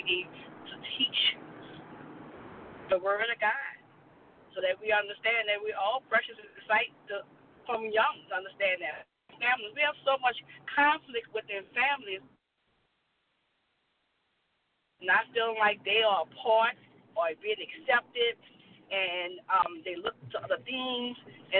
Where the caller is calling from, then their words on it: New Orleans, Louisiana, United States; I'm calling from New Orleans.